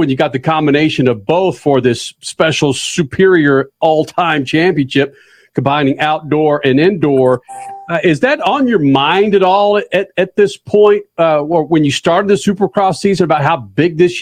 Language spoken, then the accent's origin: English; Dallas, Texas, United States; when I was growing up in Dallas